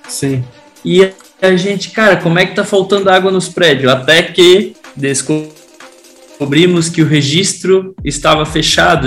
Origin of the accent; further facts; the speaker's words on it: Blumenau, Santa Catarina, Brazil; sou da de aqui de Blumenau, Juventude da Velha